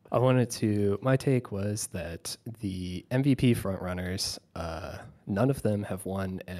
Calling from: Halifax, Nova Scotia, Canada; I'm calling from Halifax, Nova Scotia.

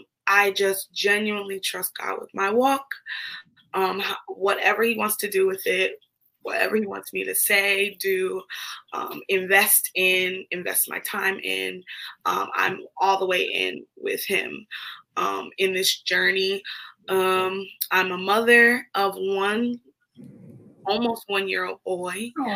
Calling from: New Jersey, United States; I'm tuning in from New Jersey.

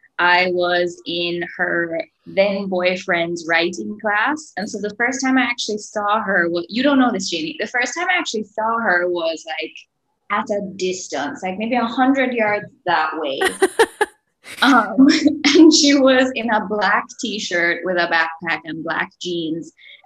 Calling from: Jamaica; I'm joining from Jamaica.

